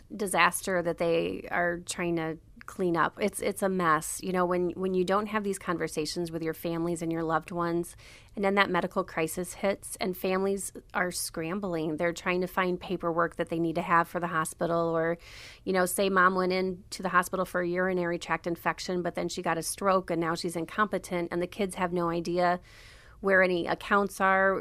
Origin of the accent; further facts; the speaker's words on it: Wellsburg, Iowa, United States; moved away as an adult; now in Milwaukee, United States; I'm from a small town called Wellsburg, Iowa. There's about seven hundred people there